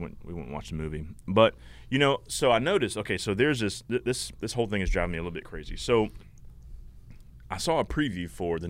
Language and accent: English; Laurinburg, North Carolina, United States; born there; I was born in Laurinburg, North Carolina.